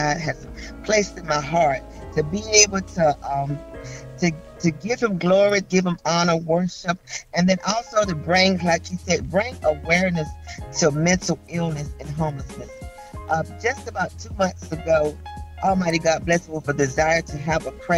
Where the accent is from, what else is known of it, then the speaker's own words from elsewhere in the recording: Bedford, Virginia, United States; moved away as an adult; now in Greenville, United States; I am from Bedford, Virginia. I had moved to Greenville, South Carolina back in 2000